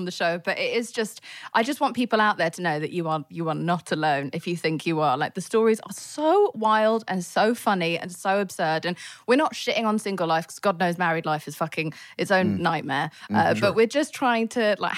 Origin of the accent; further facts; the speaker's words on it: England, United Kingdom; moved away as an adult; now in United States; I'm English